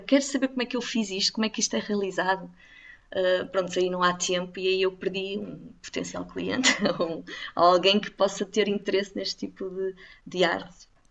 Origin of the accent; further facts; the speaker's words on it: the North, Northern Portugal, Portugal; Eu, eu, eu sou do Norte e estou a ficar aqui pelo Norte